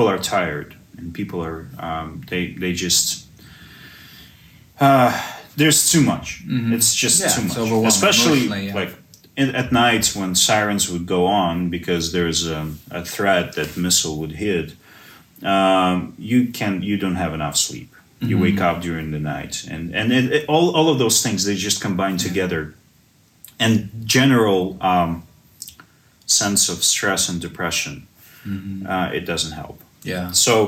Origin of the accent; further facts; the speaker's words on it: Ternopil Oblast, Ukraine; I grew up in the Ternopil region, was born here. I'm the only one who was born in Ukraine.